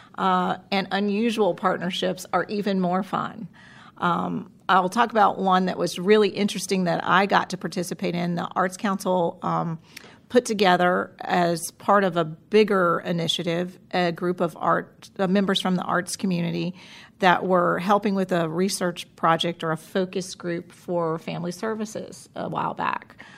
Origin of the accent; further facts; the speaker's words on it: Florida, United States; moved away as an adult; now in Winston-Salem, United States; I'm from Florida originally and moved here several years ago